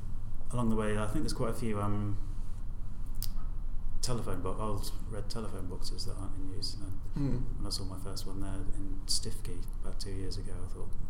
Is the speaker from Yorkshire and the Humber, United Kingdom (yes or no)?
no; Horsham, South East England, United Kingdom; Yeah, I mean, I grew up in North Horsham, which, I mean, I don't know what it's like now, but I can honestly say I didn't really enjoy a lot of my time there.